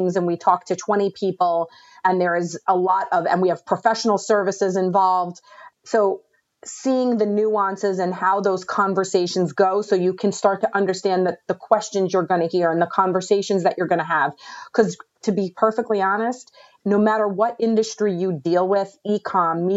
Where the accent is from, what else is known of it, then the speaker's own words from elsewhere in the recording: New York, United States; I'm from New York